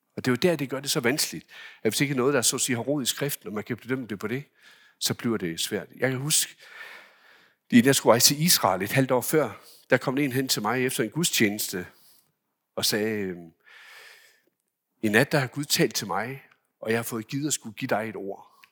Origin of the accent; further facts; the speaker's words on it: Denmark; hjemme i Danmark